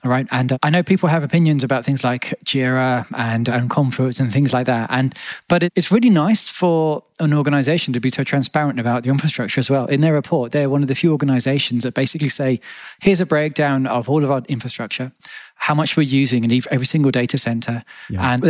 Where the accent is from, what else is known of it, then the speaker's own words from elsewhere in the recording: Australia; So I was born in Australia, and Australians can be known for colourful language